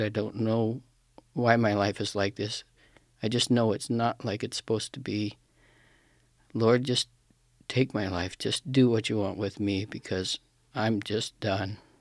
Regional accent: Pacific Northwest, United States; I'm from the Pacific Northwest, from a small town in the, uh, foothills of Cascade Mountains.

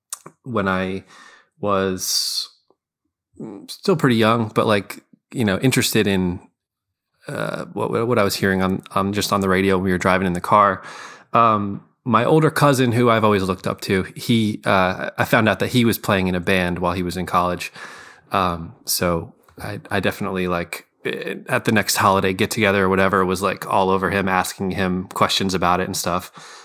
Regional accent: Scranton, Pennsylvania, United States; now in Philadelphia, United States; Yeah. I'm a South Scranton. Yeah. I live in Philly, but I still claim, you know, I'm from Scranton.

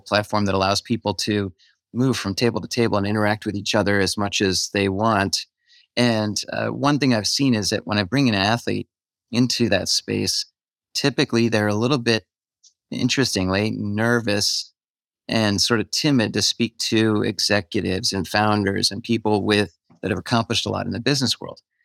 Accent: New York City, New York, United States; I'm from New York City

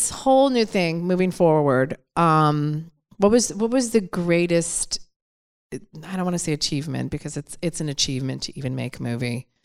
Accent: Detroit, Michigan, United States; I'm from Detroit.

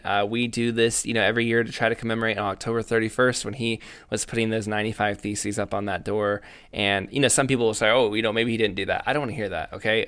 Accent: United States; I came from the United States of America

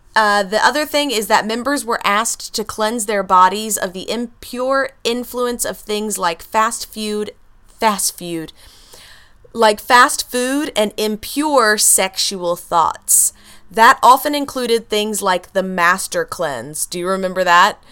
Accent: Texas, United States; I'm a Texan

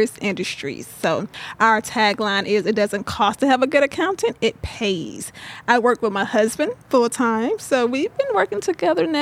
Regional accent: Georgia, United States; I'm from Deep South, Georgia

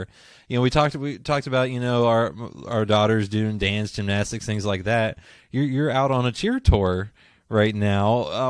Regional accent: near Pittsburgh, Pennsylvania, United States; moved away as an adult; also born or lived in West Virginia / Beckley, West Virginia / Princeton, West Virginia; now in Kentucky, United States; I'm from West Virginia originally. I grew up near Pittsburgh, so ended up going to school down in Beckley and Princeton, and now I'm in Kentucky.

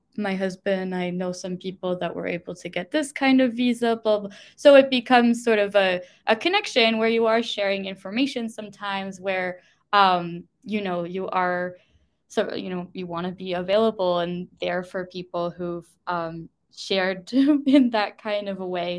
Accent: United States; moved away as an adult; now in United Kingdom; me, as the American citizen

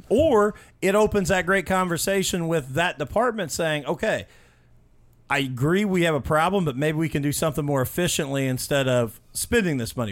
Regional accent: Mitchell, Indiana, United States; I grew up in Mitchell, Indiana, just south of here

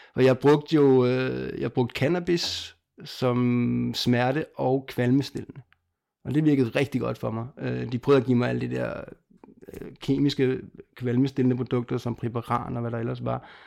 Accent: Lolland, Zealand, Denmark; jeg er født på Lolland og opvokset dernede

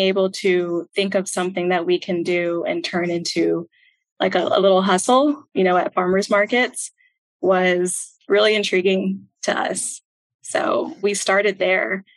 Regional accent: Houston, Texas, United States; also born or lived in Minnesota; I was born in Minnesota. We kind of trickled our way down to Houston, and I've lived there since I was four

